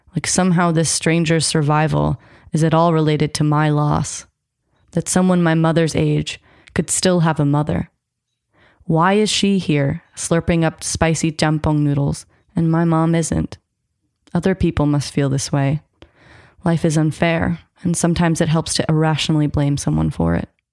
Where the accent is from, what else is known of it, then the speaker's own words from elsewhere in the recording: United States; I grew up American, I'm half white